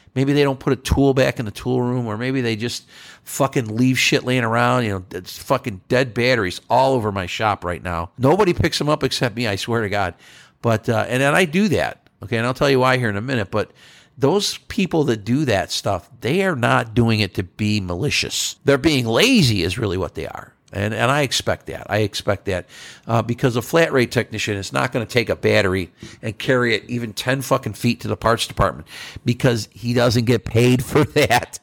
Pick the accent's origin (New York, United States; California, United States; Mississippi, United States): New York, United States; now in Texas, United States; I'm a northerner. I'm from New York State